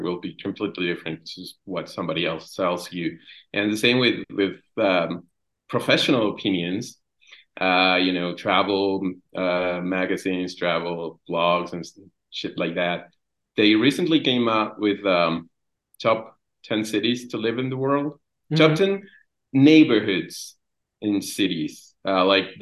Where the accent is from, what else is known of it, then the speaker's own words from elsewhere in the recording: Guadalajara, Jalisco, Mexico; I'm from Guadalajara, Mexico